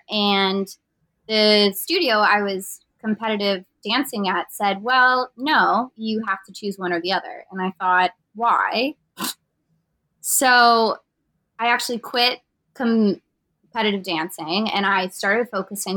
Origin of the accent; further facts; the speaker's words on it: Pennsylvania, United States; moved away; I grew up in like country town, Pennsylvania, like middle of nowhere